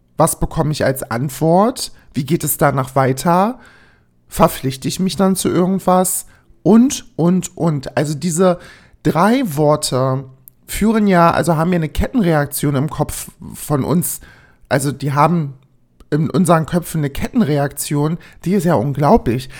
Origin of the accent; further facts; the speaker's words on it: East Germany, Germany; ich komme aus dem Osten